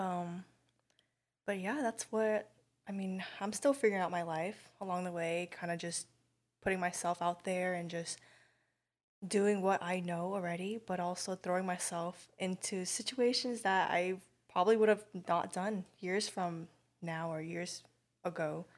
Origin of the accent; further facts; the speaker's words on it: Garden Grove, California, United States; I'm from Garden Grove